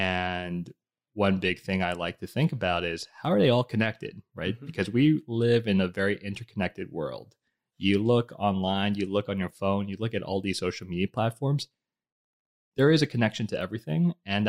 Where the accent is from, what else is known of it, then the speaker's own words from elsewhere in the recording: New York, United States; born there; also born or lived in Bogota, Colombia / Budapest, Hungary / New Jersey, United States; I was born in New York City, lived in Bogota, Colombia, lived in Budapest, Hungary, then finally settled back in New Jersey with family here.